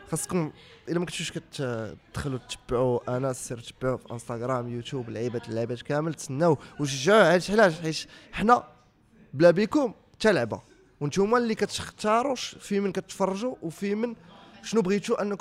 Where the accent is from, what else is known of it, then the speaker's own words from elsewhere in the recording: Morocco; انا تنعرفو مغربي كنهضر على مغربي كيهضر بالدارجه ولد الشعب